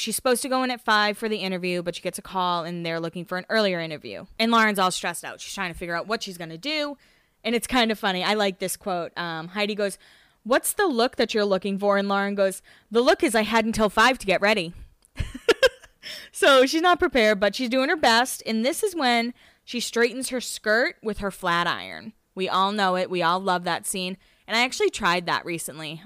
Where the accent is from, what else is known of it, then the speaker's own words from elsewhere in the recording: Massachusetts, United States; moved away; I lived in Massachusetts. I'm from Massachusetts